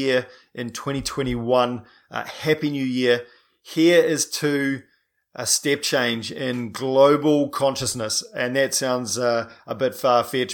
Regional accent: New Zealand; I'm a paraplegic from New Zealand

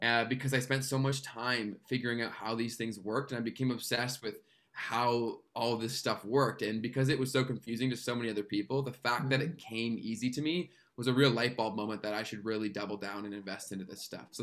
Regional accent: Canada; I'm a Canadian YouTuber and social media strategist

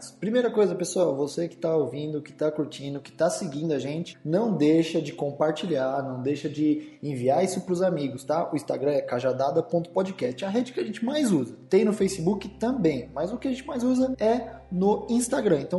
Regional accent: São Paulo, Brazil; da Vila Carrão. Salve Zona Leste, é nós aí.

